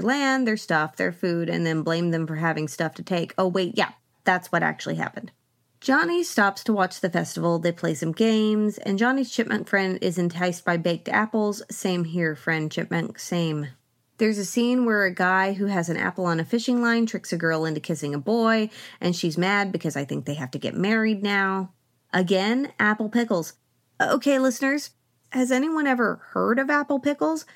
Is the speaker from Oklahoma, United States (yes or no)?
yes; Oklahoma, United States; I grew up in Oklahoma on the land of the Ponca tribe